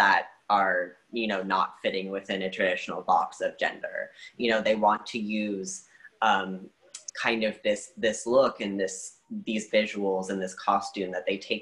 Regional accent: Portland, Oregon, United States; moved away as an adult; mixed kid growing up in Portland, Oregon

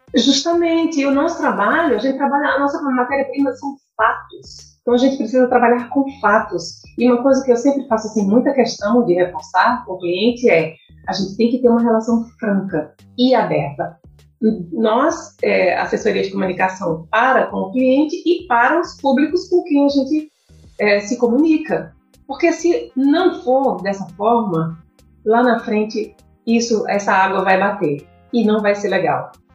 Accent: Currais Novos, Rio Grande do Norte, Brazil; Eu sou de, de Corrais Novos

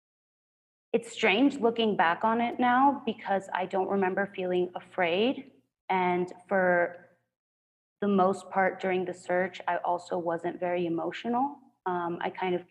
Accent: Culiacán, Sinaloa, Mexico; prior in Culiacán, my hometown

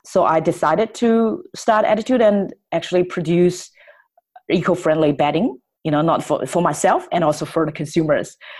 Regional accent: Shanghai, China; moved away; I was born in Shanghai, which is a big city. I get all the education I needed

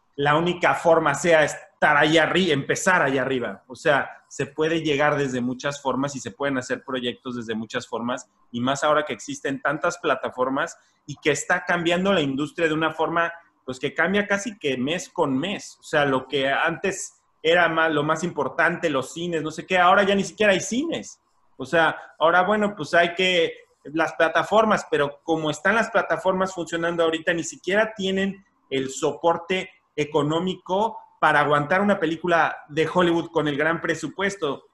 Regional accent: Mexico; now in Los Angeles, United States; como mexicano

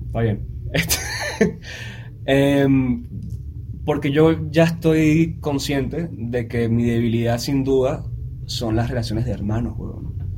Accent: Venezuela; now in Mexico; yo vengo de Venezuela

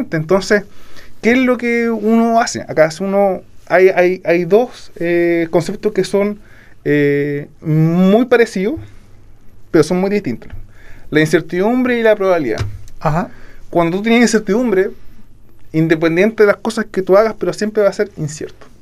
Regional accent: Puerto Varas, Los Lagos, Chile; yo nací en Porto Ara, eh, estudié en el colegio Fermín Nikechek

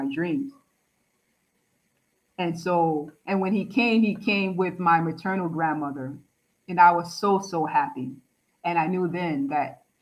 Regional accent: New York City, New York, United States; I'm from the Bronx

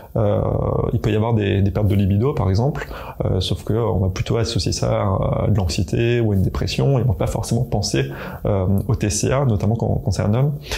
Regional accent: eastern France, France; je viens de, l'Est de la France

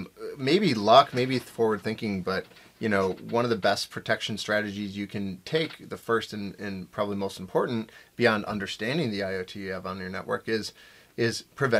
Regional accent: Buffalo, New York, United States; I'm from Buffalo.

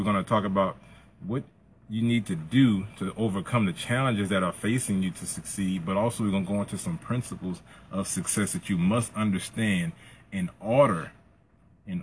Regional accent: Plaquemine, Louisiana, United States; my hometown of P-Town

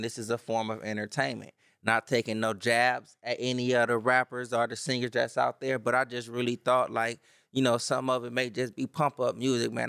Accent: Los Angeles, California, United States; I'm from Watts

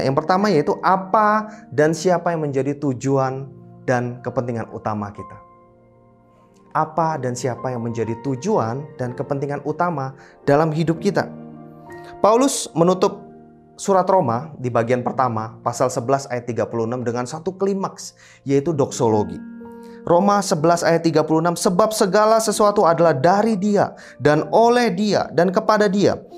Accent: Indonesia; kami boleh lahir, tinggal besar di Indonesia

